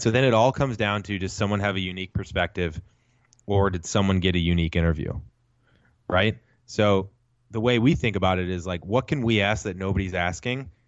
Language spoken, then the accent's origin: English; St. Louis, Missouri, United States; now in Los Angeles, United States; I'm from Saint Louis originally. I'm a Midwest guy, now live in L